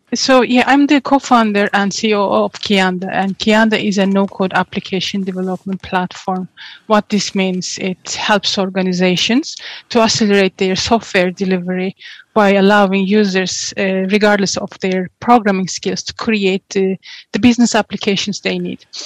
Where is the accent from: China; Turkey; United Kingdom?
Turkey; moved away as an adult; also born or lived in Portugal; now in Ireland; I'm originally from Turkey. Oh. And yes, I grew up in Turkey.